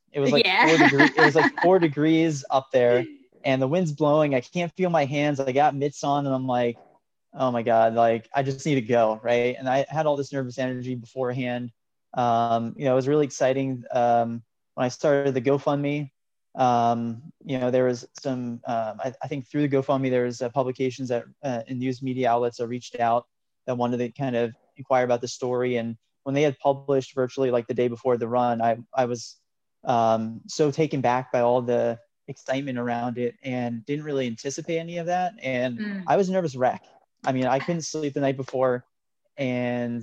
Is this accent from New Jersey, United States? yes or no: yes; New Jersey, United States; moved away as an adult; also born or lived in Oklahoma / upstate New York; being kind of a New Jersey native, I left, went to school in Oklahoma, moved for grad school in upstate New York, and lived in upstate New York for about 6 years before moving back down to New Jersey